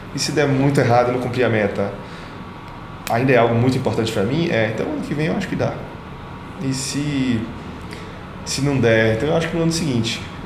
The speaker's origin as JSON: {"language": "Portuguese", "town": "Salvador", "region": "Bahia", "country": "Brazil", "tie": "born or raised there", "also_born_or_lived": "Mutuípe", "said": "Nasci em Salvador, 9 de maio"}